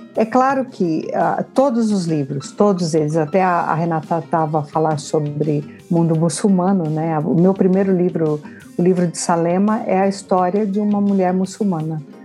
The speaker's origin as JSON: {"language": "Portuguese", "country": "Brazil", "moved": "as an adult", "lives_now": "Portugal", "said": "quando eu saí do Brasil"}